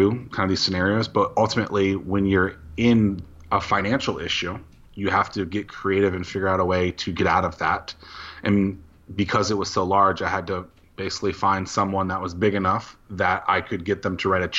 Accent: Norfolk, Virginia, United States; Southeastern Virginia. So Norfolk, Virginia is the specific city, about 20 minutes from Virginia Beach

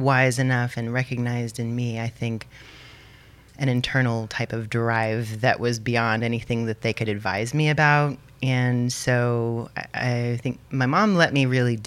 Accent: Austin, Texas, United States; I grew up here in Austin, and just a little bit west of Austin in a geodesic dome

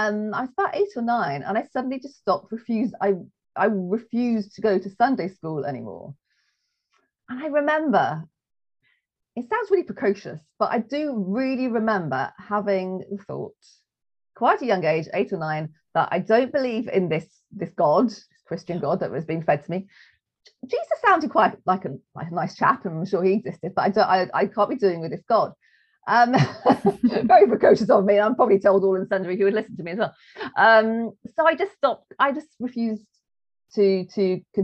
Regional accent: England, United Kingdom; we're English.

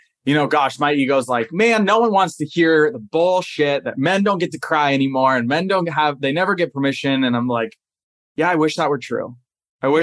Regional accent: Southern California, United States; I grew up in Southern California

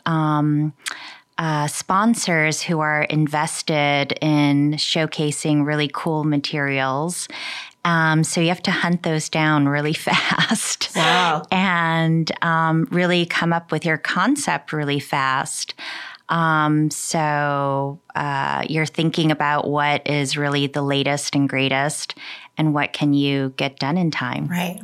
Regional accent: Michigan, United States; also born or lived in Seoul, South Korea; I was born in Seoul, Korea. I moved to uh, Michigan when I was three years old. Uh, I grew up in Michigan.

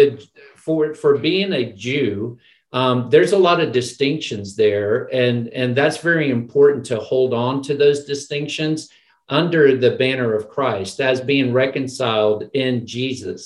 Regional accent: Florida, United States; moved away as an adult; also born or lived in Baton Rouge, Louisiana / Memphis, Tennessee; my home state

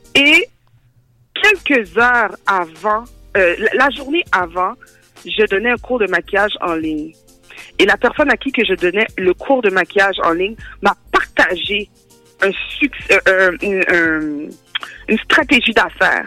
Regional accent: Montreal, Quebec, Canada; born or raised there; also born or lived in Rivière-des-Prairies

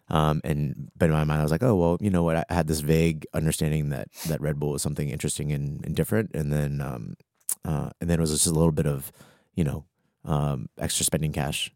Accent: Arlington, Virginia, United States; moved away as an adult; also born or lived in Atlanta / Washington, D.C.; I grew up in Arlington, Virginia, born and raised

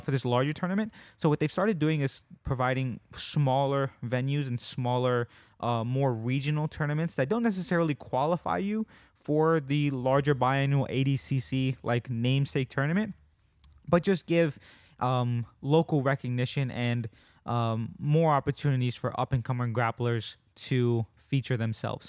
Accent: United States

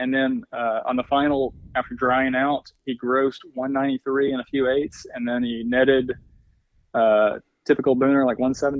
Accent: Arkansas, United States; we'd had a family farm that I grew up on in Arkansas. So, you know, I've been reading to some extent about that, you know, and all the things I could do for that farm. You know, however, there was limitations, you know, being in the Ozark Mountains

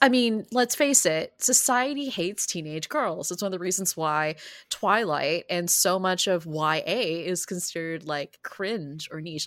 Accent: San Francisco, California, United States; my hometown, San Francisco

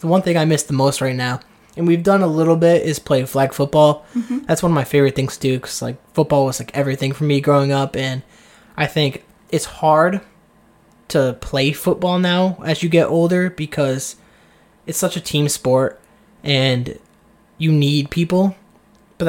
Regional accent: Seekonk, Massachusetts, United States; moved away as an adult; also born or lived in Texas / Georgia; I have this somewhat attachment to this town of Seekonk

